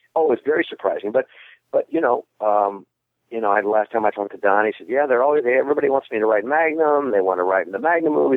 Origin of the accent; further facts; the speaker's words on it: Midwest, United States; I'm from the Midwest